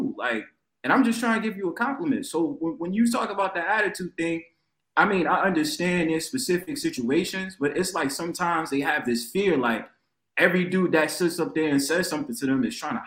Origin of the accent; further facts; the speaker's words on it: New York, United States; I'm from New York, right? I live in New York